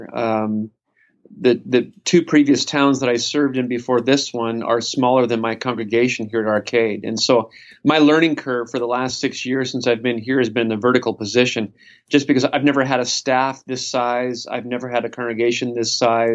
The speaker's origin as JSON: {"language": "English", "region": "Idaho", "country": "United States", "tie": "born or raised there", "moved": "yes", "lives_now": "Sacramento, United States", "said": "I was born and raised in Idaho, raised in a Christian home"}